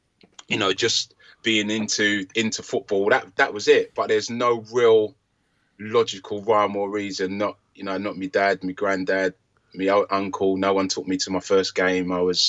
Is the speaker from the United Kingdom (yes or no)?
yes; London, United Kingdom; I was brought up in Hackney, East London, just with my mum and my younger brothers.